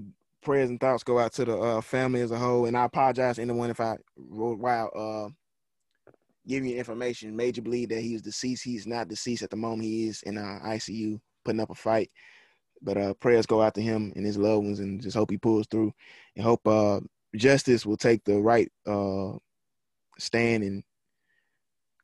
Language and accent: English; Mississippi, United States; this is my hometown